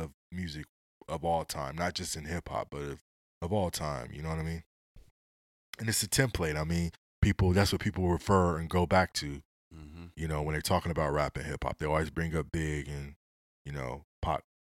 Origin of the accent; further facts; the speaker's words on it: West Coast, United States; I'm from the West Coast.